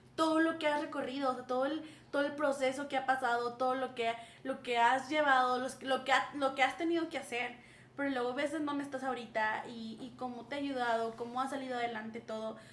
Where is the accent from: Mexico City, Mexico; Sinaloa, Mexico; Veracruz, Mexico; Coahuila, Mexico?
Coahuila, Mexico; Saltillo; moved away as an adult; now in Querétaro, Mexico; Yo soy de Saltillo, orgullosamente del norte